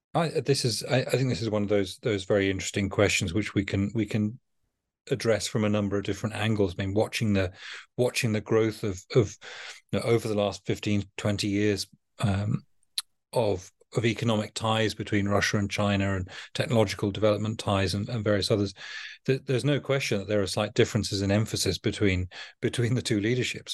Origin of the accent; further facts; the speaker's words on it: United Kingdom; a Brit that thinks of, of, of maritime power as integral to our, our culture